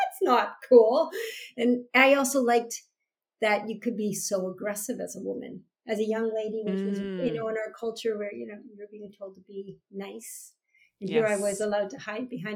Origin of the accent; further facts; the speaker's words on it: Canada; the national pride of being a Canadian